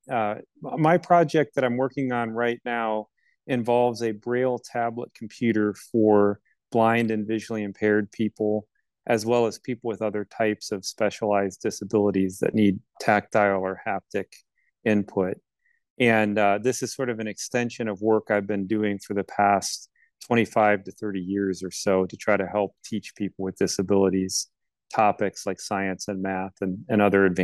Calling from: Lafayette, Indiana, United States; I'm coming today from Lafayette, Indiana, at our corporate headquarters and factory uh, near Purdue University.

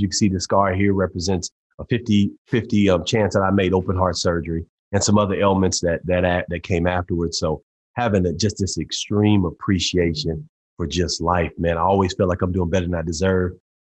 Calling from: Tulsa, Oklahoma, United States; Tulsa, Oklahoma, at the home office in Tulsa, man. I've got an office in Dallas and one in Tulsa, Oklahoma.

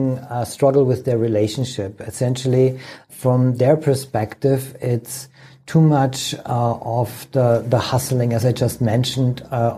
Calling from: Germany; I'm calling in from Germany, good old Germany.

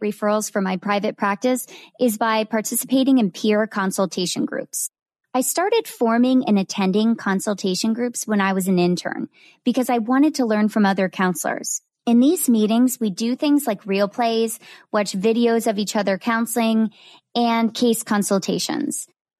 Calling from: Tampa, Florida, United States; I am joining you from Tampa, Florida

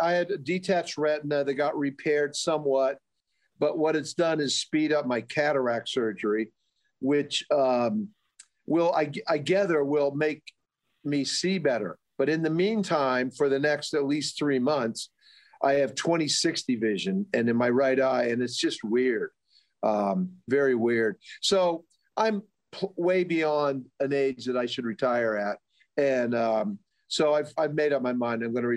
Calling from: Western Massachusetts, United States; I'm calling in from Western Mass.

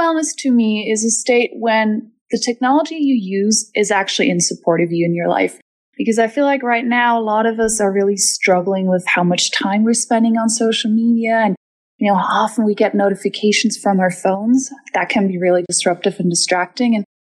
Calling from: Germany; I'm calling from Germany

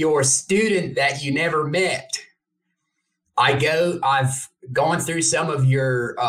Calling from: Emory, Texas, United States; Emory, Texas, near Dallas.

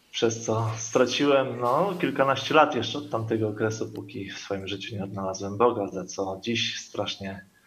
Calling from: Koszalin, West Pomeranian Voivodeship, Poland; E, jesteśmy, witamy z Koszalina.

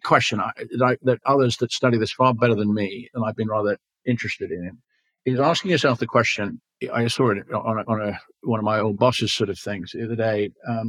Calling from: Ontario, Canada; Here in Ontario, 65%, I'm calling in from Ontario

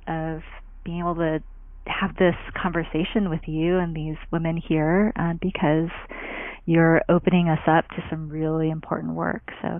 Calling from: El Cerrito, California, United States; also born or lived in Oakland, California; I am calling in from the Bay Area, specifically the East Bay, El Cerrito, California.

